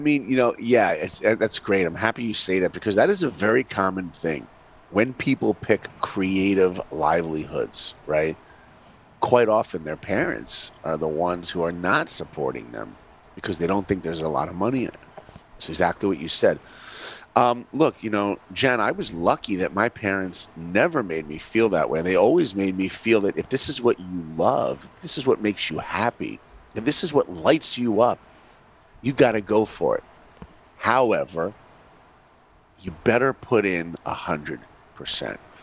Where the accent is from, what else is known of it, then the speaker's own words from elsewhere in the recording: New York, United States; I grew up in New York